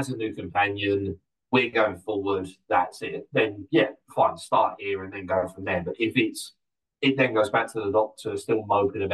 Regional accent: Essex, East of England, United Kingdom; I'm from Essex

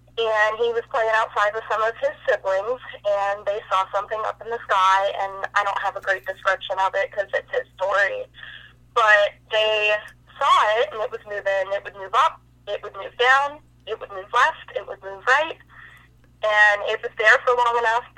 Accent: Dayton, Ohio, United States; So I'm actually from Dayton, Ohio, and that is where my dad grew up as well.

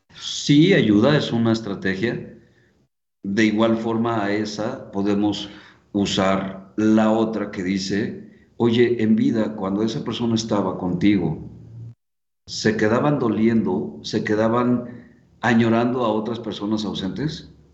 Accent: Mexico; Saludos desde México

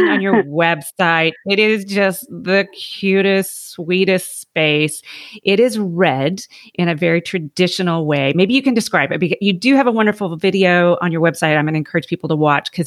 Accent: Texas, United States; As a Texan

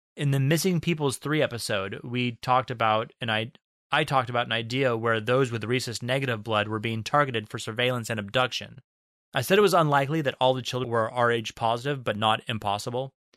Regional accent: United States; we're American

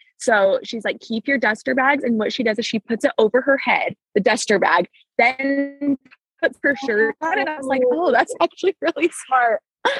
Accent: California, United States; also born or lived in Washington / Canada; My mom, I'm from California and Washington and Canada.

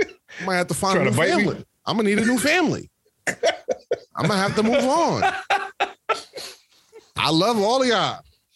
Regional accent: North Carolina, United States; I come from North Carolina, not again, fucking Alabama.

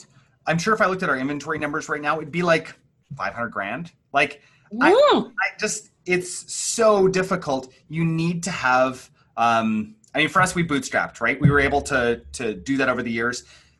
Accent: Vancouver, British Columbia, Canada; I'm a Vancouverite

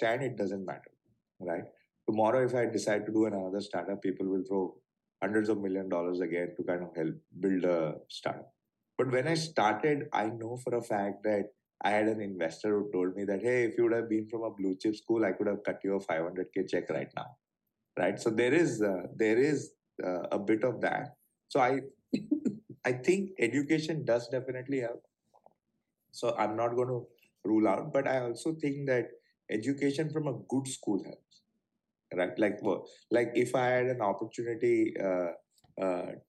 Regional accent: Mumbai, Maharashtra, India; growing up in Bombay

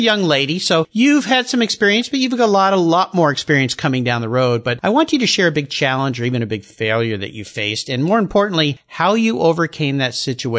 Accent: Southern California, United States; I grew up in Southern California, as my listeners know.

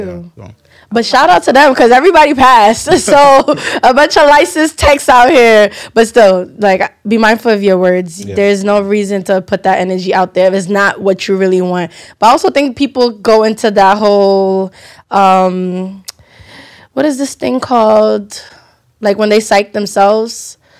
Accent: United States; especially us being Nigerian Americans, that it wasn't us hiding ourselves.

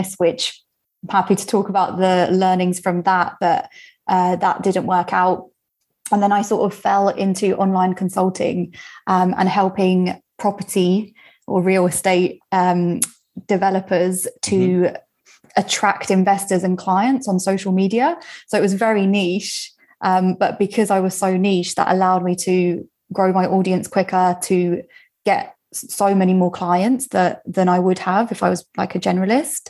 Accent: United Kingdom; I'm British

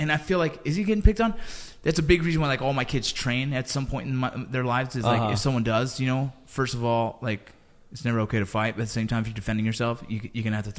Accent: Los Angeles, California, United States; moved away; growing up

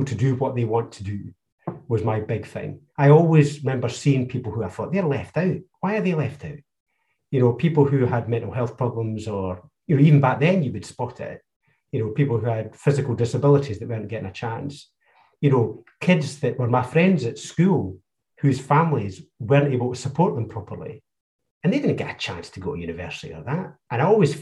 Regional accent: North East Fife, Scotland, United Kingdom; I was brought up in North East Fife, so I had Ming Campbell and the Liberal Democrats around me

